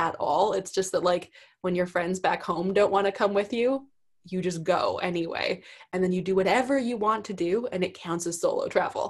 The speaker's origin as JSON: {"language": "English", "country": "Canada", "also_born_or_lived": "East Coast of Canada", "accent": "heavy O when I say sorry", "said": "I'm from Canada"}